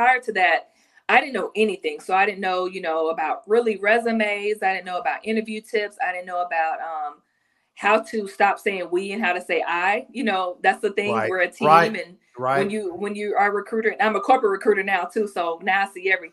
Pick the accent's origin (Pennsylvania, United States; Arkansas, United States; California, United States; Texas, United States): Texas, United States; Garland; I'm from Garland. So a little bit outside of Dallas.